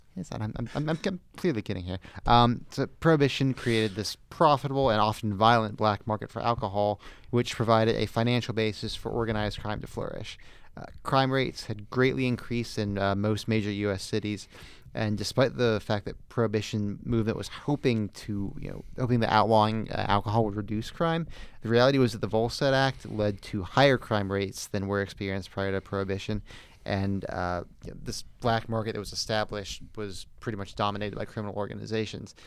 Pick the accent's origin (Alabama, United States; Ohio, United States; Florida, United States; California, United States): Florida, United States; the Southern part of; Parts of Florida are the South, parts of it are not. I am from the Southern part.